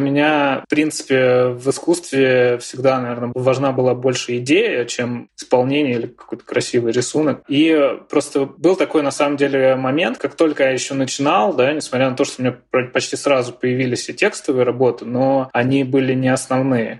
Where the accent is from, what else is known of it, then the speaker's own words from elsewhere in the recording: Russia; я из России